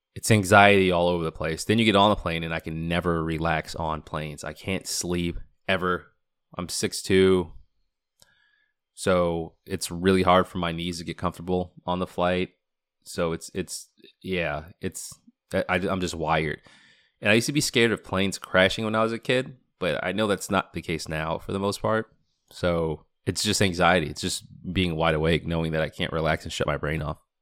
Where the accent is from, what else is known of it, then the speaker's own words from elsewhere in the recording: Boston, Massachusetts, United States; now in Washington, DC, United States; I grew up in Boston